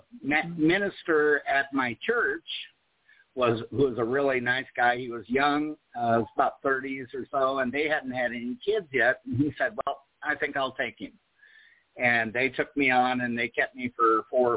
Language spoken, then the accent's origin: English; Des Moines, Iowa, United States; also born or lived in California / Cherokee, Iowa; now in Huntsville, United States; at 8 years old, we moved from California to the state of Iowa, and that's where her family is from